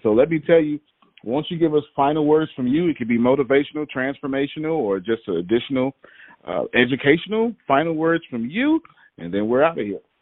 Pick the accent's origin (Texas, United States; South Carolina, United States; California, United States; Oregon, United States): Texas, United States; I'm from Texas, right? I'm in Texas doing this here